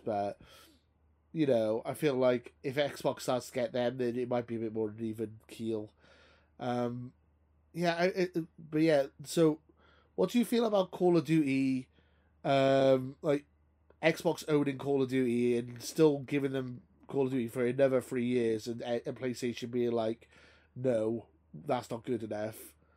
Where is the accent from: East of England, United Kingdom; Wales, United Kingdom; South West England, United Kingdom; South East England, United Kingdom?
Wales, United Kingdom; Welsh; I'm Welsh, so I, I, I, don't need an accent. I'm Welsh